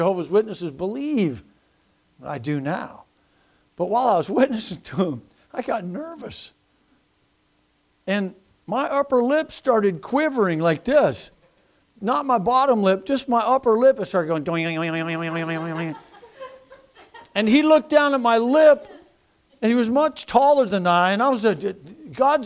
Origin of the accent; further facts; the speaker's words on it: United States; I'm an American